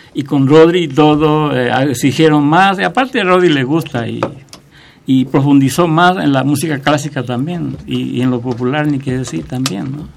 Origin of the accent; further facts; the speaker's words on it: Paraguay; moved away as an adult; now in Mexico; yo salí también de Paraguay 10 años después también con un cuarteto